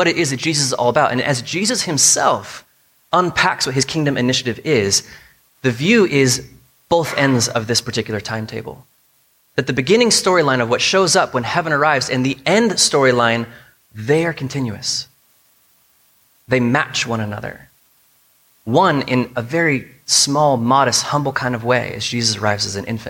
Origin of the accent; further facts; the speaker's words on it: United States; us as American Christians